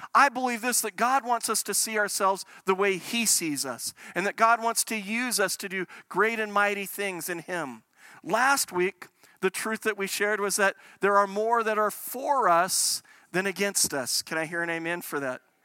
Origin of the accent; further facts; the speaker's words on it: United States; now in Calgary, Canada; I grew up in the States